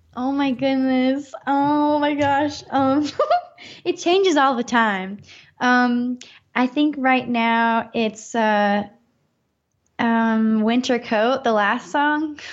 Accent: North Carolina, United States; now in Los Angeles, United States; in north carolina in my hometown

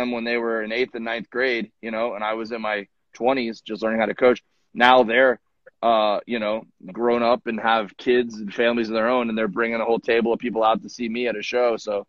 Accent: Florida, United States; now in California, United States; I grew up in Florida

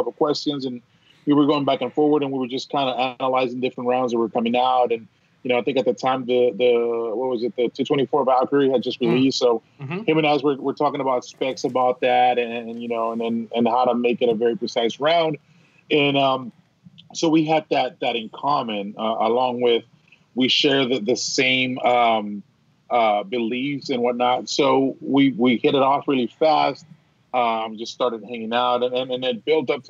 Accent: United States; also born or lived in Villahermosa, Tabasco, Mexico; I grew up here in the States

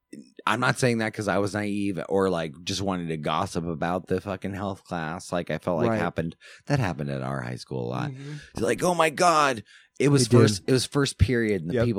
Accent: Alaska, United States; that's what we grew up with in Alaska.

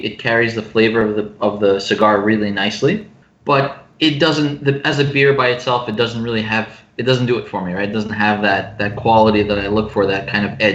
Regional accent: Ukraine; moved away; I'm from Ukraine

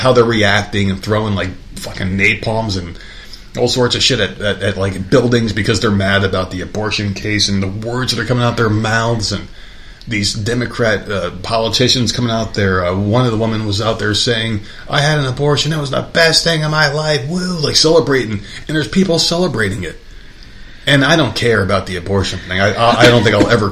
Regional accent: New Jersey, United States; moved away; my hometown, and this is back when I lived in New Jersey

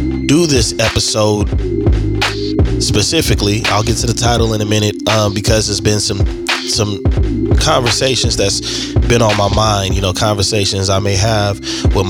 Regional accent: Bakersfield, California, United States; in my hometown where I was born

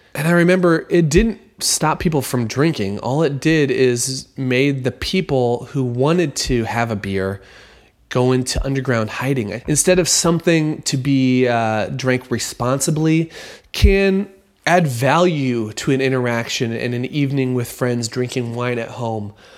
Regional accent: United States; As an American

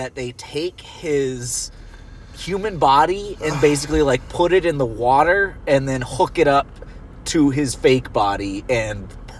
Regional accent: Australia; We're Australian.

